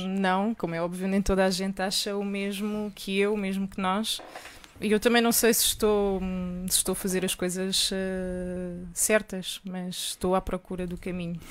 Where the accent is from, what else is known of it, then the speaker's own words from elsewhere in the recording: Portugal; sou portuguesa.